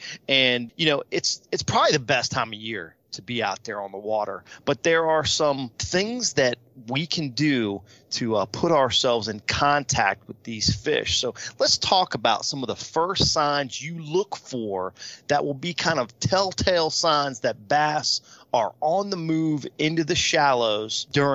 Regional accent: Virginia, United States; moved away as an adult; now in South Texas, United States; I grew up in Virginia

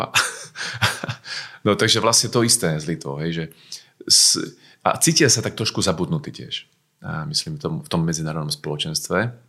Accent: Slovakia; Aj my Slováci máme mentalitu mal, malej krajiny.

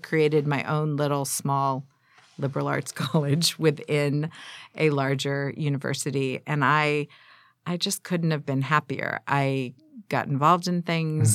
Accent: San Diego, California, United States; also born or lived in Glendale, California; now in Pasadena, United States; I grew up in San Diego

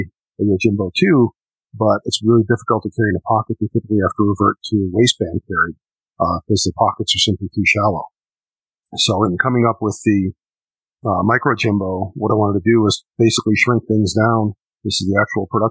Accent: Chicago, Illinois, United States; moved away; I'm from Chicago originally, still have family back there

